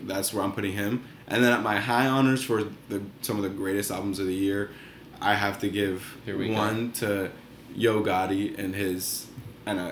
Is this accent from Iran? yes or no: no; Reading, Pennsylvania, United States; I grew up in Reading